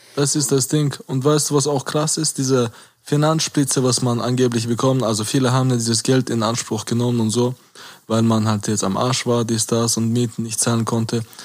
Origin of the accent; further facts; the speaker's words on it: Caucasus, Chechnya, Russia; now in Germany; Kaukasus und Tschechien, wo ich herkomme